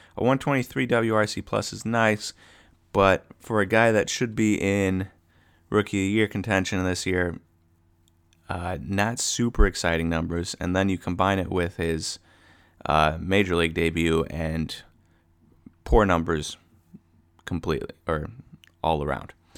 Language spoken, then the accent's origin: English; Wisconsin, United States; we're from Wisconsin